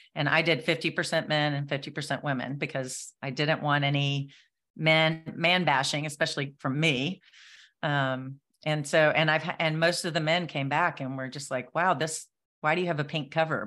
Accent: Nashville, Tennessee, United States; I'm from Nashville

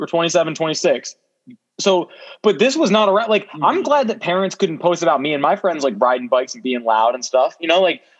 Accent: New Jersey, United States; I live in South Jersey.

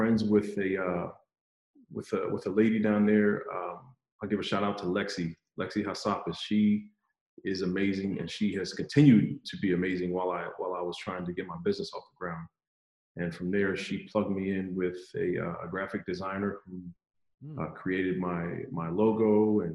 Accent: Philadelphia, Pennsylvania, United States; moved away as an adult; also born or lived in Fayetteville, North Carolina; I'm from the Philadelphia area, so we call it water ice

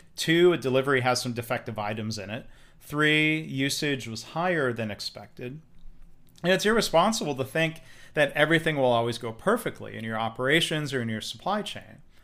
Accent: Detroit, Michigan, United States; I grew up around Detroit

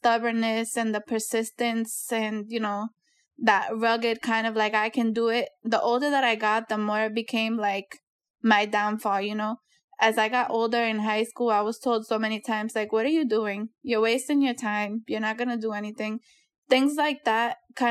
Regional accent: Worcester, Massachusetts, United States; I was a Boys and Girls Club kid, born and raised in Worcester

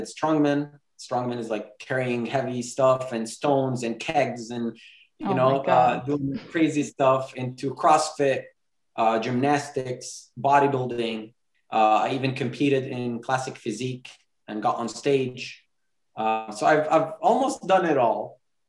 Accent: Jerusalem, Jerusalem District, Israel; also born or lived in Bethlehem; now in California, United States; I was born in Bethlehem, same as Sam. born in Bethlehem, raised in Jerusalem, currently living in California, been all over the place, but right now in California.

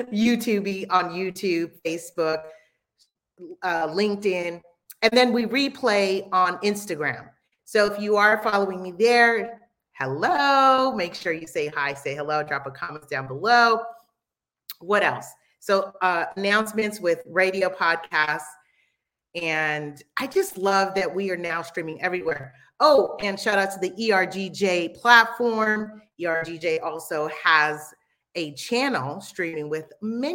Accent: Los Angeles, California, United States; also born or lived in Belize; This is where my family's from. I like to say I was made here, but I was born in the United States

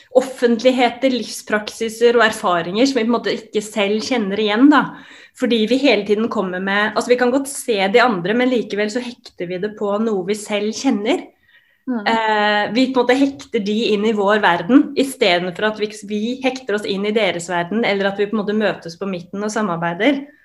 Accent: Oslo, Norway; Jeg kom jo opprinnelig også fra Grorud, der Oddrun eh, kommer fra, som er et veldig sånn multikulturelt eh, samfunn på mange måter. Og det å på en måte bli, ha blitt eksponert i tidlig alder for ulike kulturer

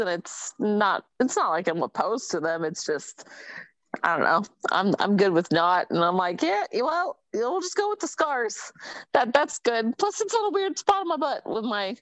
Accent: Bay Area, California, United States; I grew up in the Bay Area

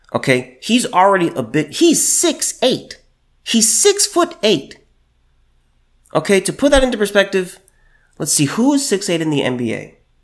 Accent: California, United States; moved away as an adult; until I moved away from California and moved here

